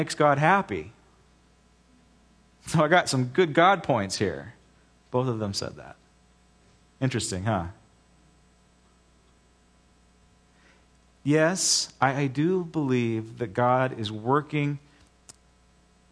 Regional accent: United States; I am first and foremost a Christian, and I'm an American second.

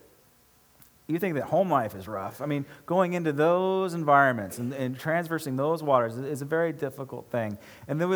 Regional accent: Pomona, California, United States; born or raised there; also born or lived in Bakersfield, California

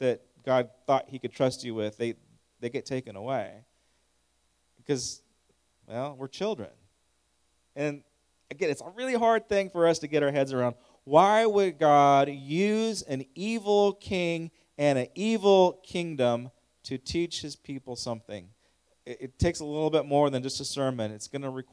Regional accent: United States; I'm an American

